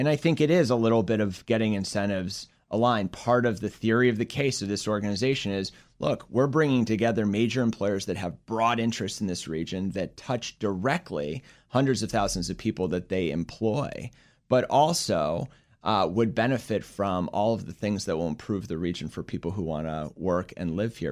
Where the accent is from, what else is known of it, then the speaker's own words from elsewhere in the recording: Chicago, Illinois, United States; also born or lived in Philadelphia / Boston / Bay Area, California; now in Washington, D.C., United States; born and raised in Chicago